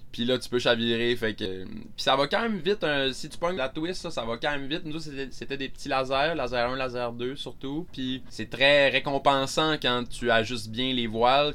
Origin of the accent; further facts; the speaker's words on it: Carleton-sur-Mer, Quebec, Canada; moved away as an adult; je viens de la Gaspésie. J'ai fait mon primaire, secondaire, cégep, euh, dans une petite ville qui s'appelle Carleton, maintenant Carleton-sur-Mer